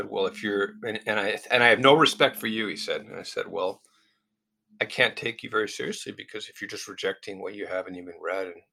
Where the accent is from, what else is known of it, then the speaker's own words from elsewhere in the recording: United States; being a Westerner, being an American